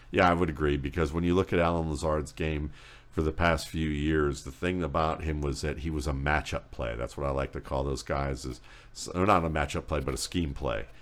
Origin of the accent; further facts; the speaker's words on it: Cleveland, Ohio, United States; I'm from Cleveland